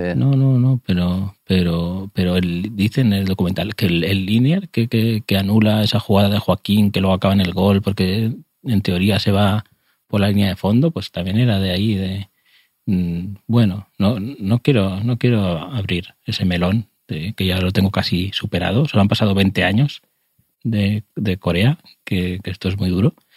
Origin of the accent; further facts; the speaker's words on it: Spain; soy español, lo siento, soy español